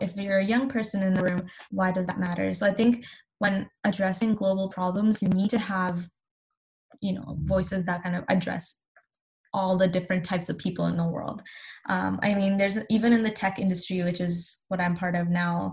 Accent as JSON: {"language": "English", "country": "Pakistan", "moved": "yes", "lives_now": "Canada", "said": "I'm Pakistani"}